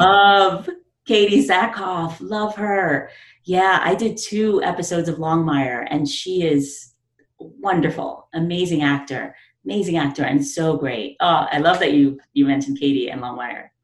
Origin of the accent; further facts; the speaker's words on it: New York City, New York, United States; I'm from the Bronx, you know, the South Bronx